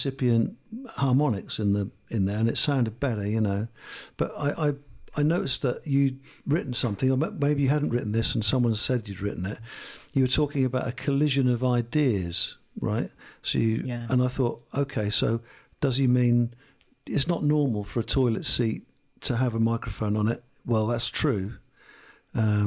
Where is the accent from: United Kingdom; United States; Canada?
United Kingdom; Lowestoft, East of England; I'm from Lowestoft.